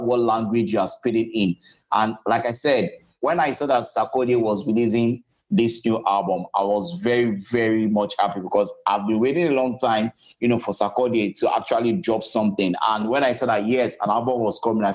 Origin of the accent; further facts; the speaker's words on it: Nigeria; as a Nigerian